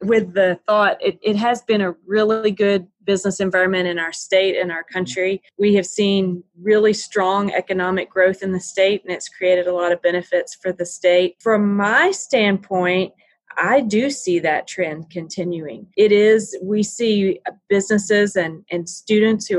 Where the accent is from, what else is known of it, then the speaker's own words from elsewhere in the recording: Tennessee, United States; I was born and raised in Tennessee